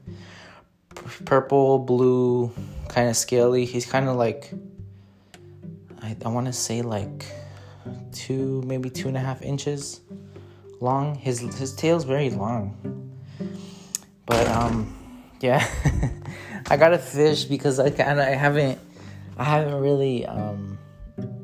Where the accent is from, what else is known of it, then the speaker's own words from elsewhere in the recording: Los Angeles, California, United States; moved away as an adult; now in Desert Hot Springs, United States; I'm from Los Angeles. I recently moved out here in Desert Hot Springs